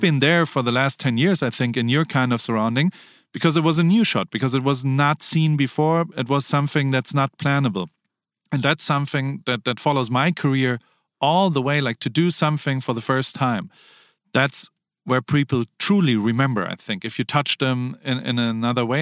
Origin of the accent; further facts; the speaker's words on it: Heidelberg, Baden-Württemberg, Germany; I grew up in Heidelberg, Germany